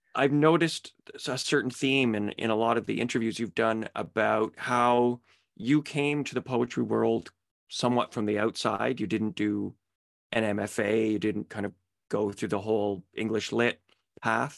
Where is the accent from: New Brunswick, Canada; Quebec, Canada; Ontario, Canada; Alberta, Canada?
Ontario, Canada; Petawawa; also born or lived in Pembroke; I'm from Petawawa. Uh, but I went to high school in, in Pembroke